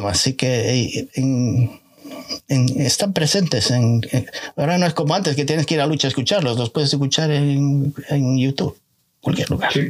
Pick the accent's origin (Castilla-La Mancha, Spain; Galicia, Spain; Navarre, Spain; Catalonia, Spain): Galicia, Spain; A Coruña; tengo mi casa en la, en Coruña